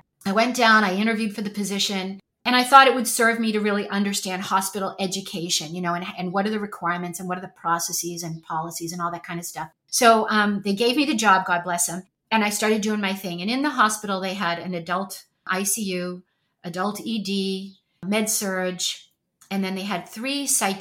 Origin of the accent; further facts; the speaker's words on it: Boston, Massachusetts, United States; moved away as an adult; also born or lived in Texas / California / New Hampshire; I'm born and raised in Boston, Massachusetts. You might be able to detect a bit of an accent once I start talking and get excited